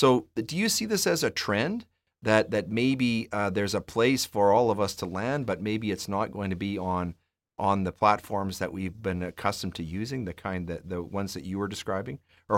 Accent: Edmonton, Alberta, Canada; I grew up in Edmonton.

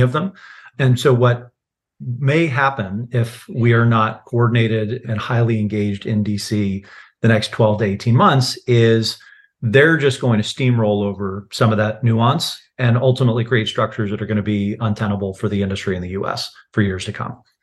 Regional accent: United States; I'm an American

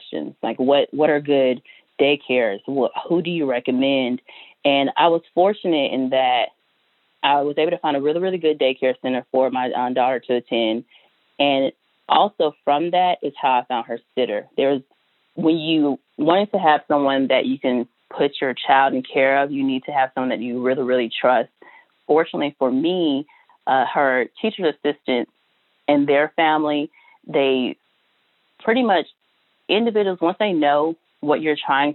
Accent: Georgia, United States; moved away as an adult; now in Louisiana, United States; I'm from Georgia

